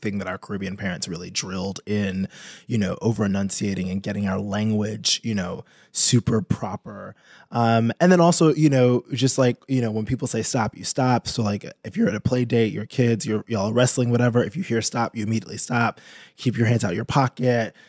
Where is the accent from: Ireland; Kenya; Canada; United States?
United States; New York; I'm from New York